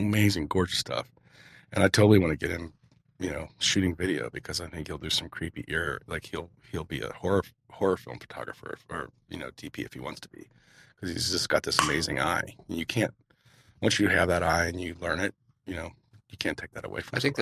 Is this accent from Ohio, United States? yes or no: yes; Cincinnati, Ohio, United States; moved away; also born or lived in Las Vegas, Nevada; I grew up in Cincinnati, Ohio, so I grew up in a river valley with humidity and green all around me